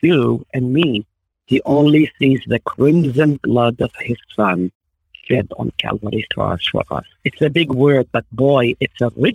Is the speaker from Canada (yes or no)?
no; Israel; first language Arabic; English is a second language; moved away; I grew up in Israel, so I'm thankful for the Hebrew knowledge that I have